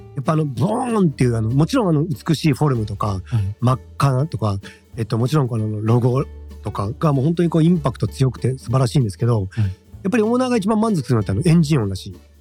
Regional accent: Shimane, Japan; 僕は島根県の生まれなんで田舎者

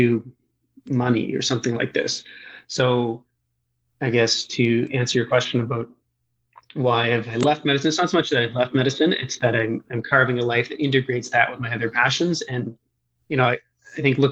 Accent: Eastern Canada, Atlantic Canada, Canada; I grew up in Eastern Canada, so on sort of the Atlantic coast of the country of Canada or just north of the state of Maine

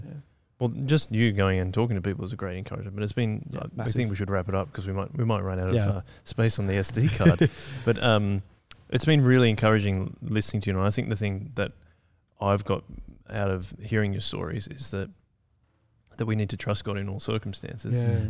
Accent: the Shire, New South Wales, Australia; also born or lived in Canberra; I've stayed in the Shire all my life, except when I was born in Canberra, like Amy was, and then moved up with my family.

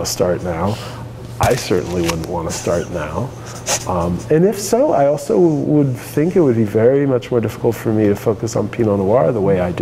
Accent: Santa Monica, California, United States; now in Oregon, United States; I'm from Santa Monica

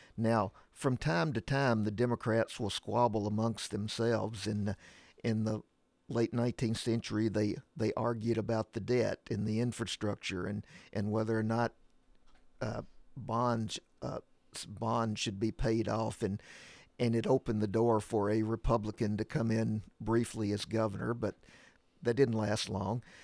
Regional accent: Middle Tennessee, United States; I grew up here in Middle Tennessee

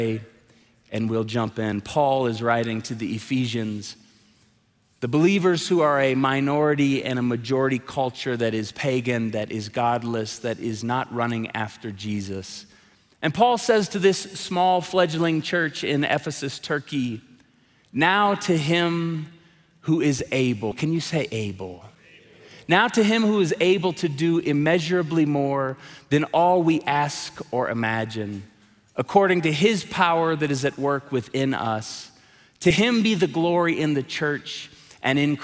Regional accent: Tulsa, Oklahoma, United States; moved away; I'm a drummer, so I grew up playing drums in Tulsa

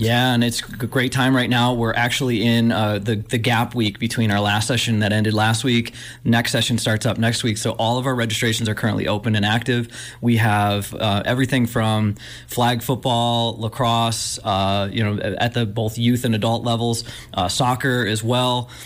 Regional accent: Buffalo, New York, United States; moved away; I grew up in Buffalo, New York, and I grew up right next to Rich Stadium

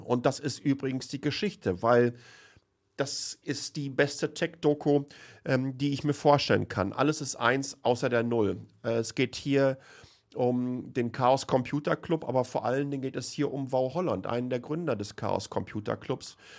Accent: home region around Lünen, North Rhine-Westphalia, Germany; aus meiner Heimatregion

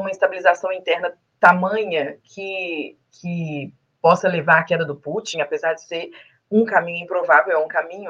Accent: Minas Gerais, Brazil; como uma boa mineira

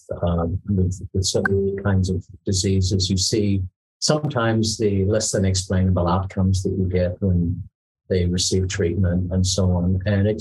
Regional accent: Tasmania, Australia; now in Singapore; as a kid, I grew up in Tasmania

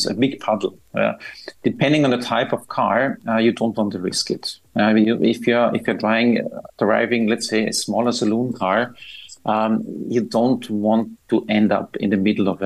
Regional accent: Austria; moved away as an adult; now in Dubai, United Arab Emirates; I'm from Austria

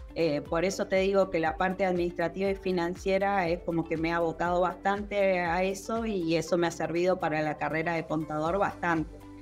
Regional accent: General Pico, La Pampa, Argentina; soy de General Pico La Pampa

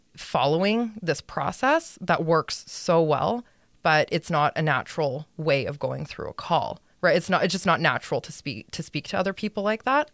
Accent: Edmonton, Alberta, Canada; I grew up in Edmonton.

